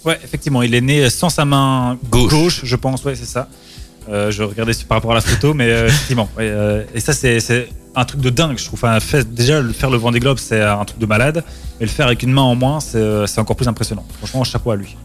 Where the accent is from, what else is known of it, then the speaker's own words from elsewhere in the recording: Belgium; chez nous carrément même à Ostende. Chez nous, c'est pas près de chez nous, Ostende